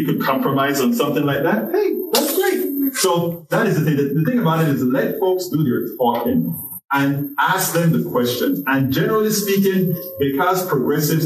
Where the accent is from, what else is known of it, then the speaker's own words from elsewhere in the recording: Panama; now in United States; I'm an immigrant. I'm from Panama.